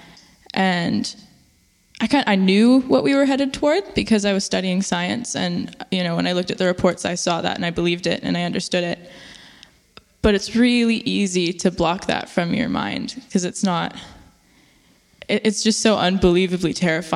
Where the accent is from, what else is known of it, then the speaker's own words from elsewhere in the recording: Chilliwack, British Columbia, Canada; I grew up in Chilliwack, which is a small town, kind of an hour and a half out of Vancouver